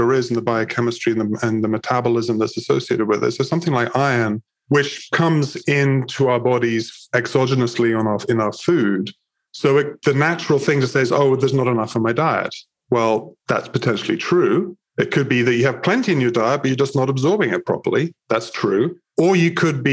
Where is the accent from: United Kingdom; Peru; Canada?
United Kingdom; England; moved away as an adult; now in United States; I'm originally from England, moved to the United States when I was 20